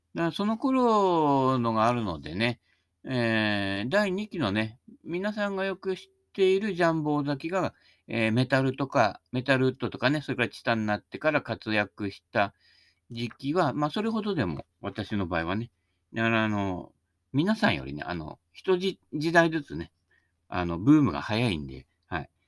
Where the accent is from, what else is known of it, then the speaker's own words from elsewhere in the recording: Ibaraki, Japan; accent: Ibaraki (rising sentence endings); 茨城はどうも東京の人からすると東北らしいので